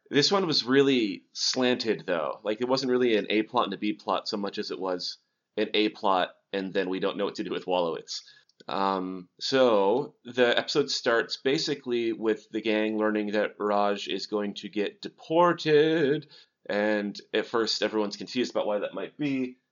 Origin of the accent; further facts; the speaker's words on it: Montana, United States; I'm from Montana